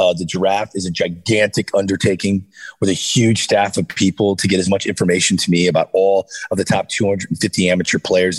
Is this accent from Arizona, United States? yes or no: no; St. Louis, Missouri, United States; I got to cover the World Series in 2011 in my hometown of St. Louis, and to witness that, I'll never forget it.